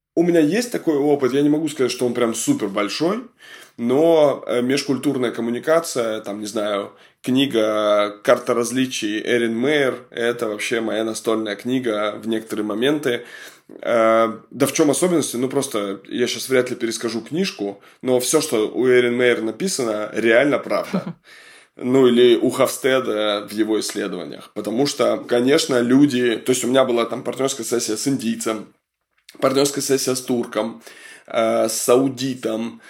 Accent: Kamchatka Krai, Russia; Я просто с Камчатки сам

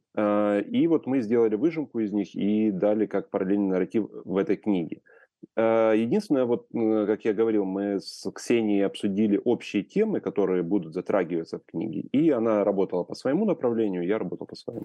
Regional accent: Ukraine; moved away as an adult; also born or lived in Kyiv; я вырос в Украине и прожил до 2012 года в Украине

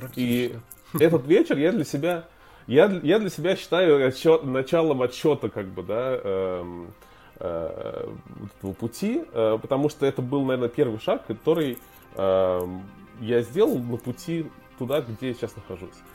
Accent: Tver, Tver Oblast, Russia; moved away; я вырос, вырос в Твери

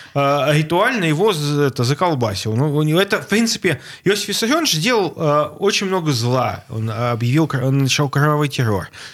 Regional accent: Saint Petersburg, Russia; Мне, как жителю, как ленинградцу коренному, как жителю Петербурга

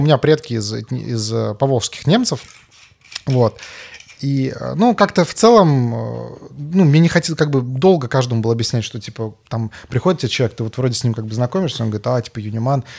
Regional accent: Karaganda, Karaganda Region, Kazakhstan; moved away; я там вырос в Караганде

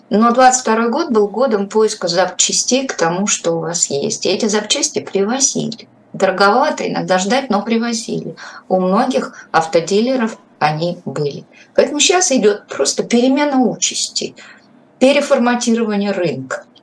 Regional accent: Moscow, Russia; как москвич, собственно

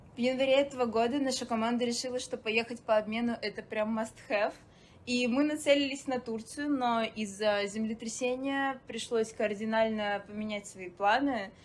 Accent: Sochi, Krasnodar Krai, Russia; moved away as an adult; also born or lived in Saint Petersburg; из солнечного Сочи

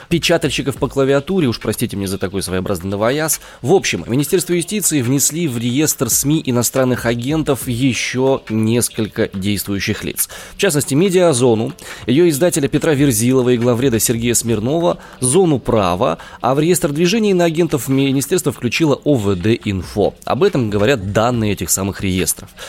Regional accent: Omsk, Omsk Oblast, Russia; из Омска.

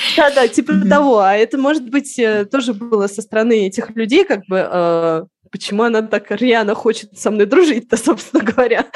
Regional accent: Moscow, Russia; moved away as an adult; now in Madrid, Spain; я в Москву, Москву уже не, не чувствую своим домом. Это моя родина

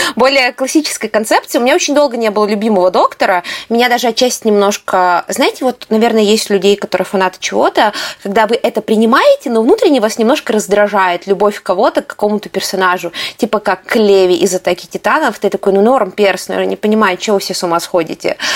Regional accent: Russia; мы же из России

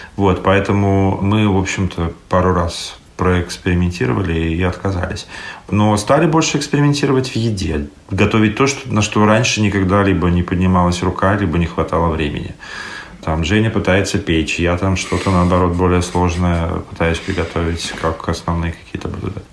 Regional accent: Saint Petersburg, Russia; moved away as an adult; also born or lived in Estonia; now in Tallinn, Estonia; мне 41, я из Питера, также живу в Эстонии приехал для работы, решил остаться

